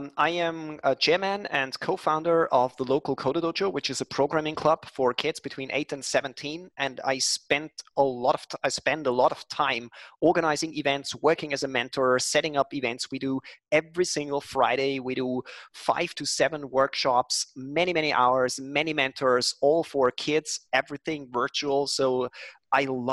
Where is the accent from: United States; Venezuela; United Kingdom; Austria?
Austria; Linz, Upper Austria; born or raised there